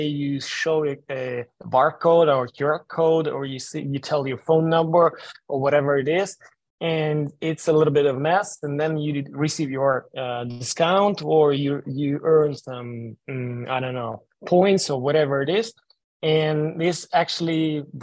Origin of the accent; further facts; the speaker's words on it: Ukraine; moved away; I'm originally from Ukraine